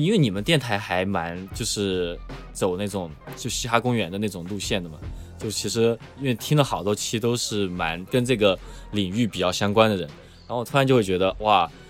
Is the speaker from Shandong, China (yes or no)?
no; Chengdu, Sichuan, China; now in United States; 原来我听纯粹是出于我是成都人这一点，就是呃，如果是成都人就会喜欢听成一些成都的说唱，你懂吗？